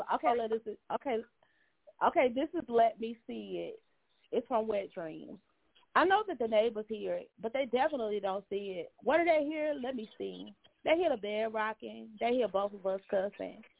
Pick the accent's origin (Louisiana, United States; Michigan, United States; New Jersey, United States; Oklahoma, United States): Louisiana, United States; Monroe; also born or lived in Baton Rouge, Louisiana / New Orleans, Louisiana; I grew up in Monroe and I'm in Monroe now